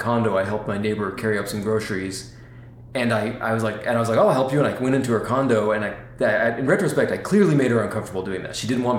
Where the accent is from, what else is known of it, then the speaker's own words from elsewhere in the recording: Texas, United States; Maybe we're not real Southern, right? We're Texan, right?